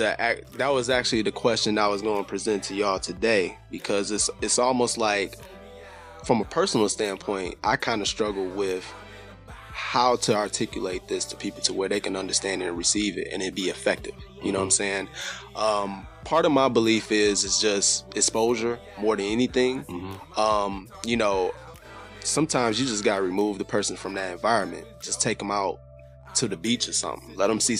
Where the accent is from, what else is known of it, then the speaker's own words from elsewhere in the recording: Detroit, Michigan, United States; From Detroit.